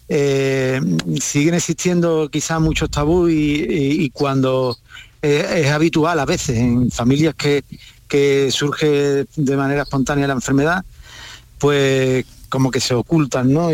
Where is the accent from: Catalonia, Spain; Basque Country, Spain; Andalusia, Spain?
Andalusia, Spain; Valverde del Camino; yo soy de Valverde